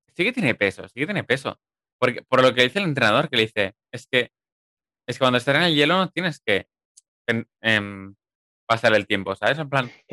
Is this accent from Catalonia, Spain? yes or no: yes; Viladecans, Catalonia, Spain; tú y yo somos de de Viladecana